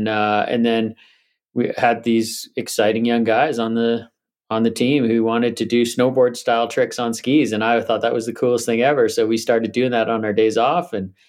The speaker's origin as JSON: {"language": "English", "area": "Vancouver Island", "region": "British Columbia", "country": "Canada", "tie": "born or raised there", "also_born_or_lived": "Whistler", "said": "I grew up on Vancouver Island, so Mount Washington was our sort of only ski area."}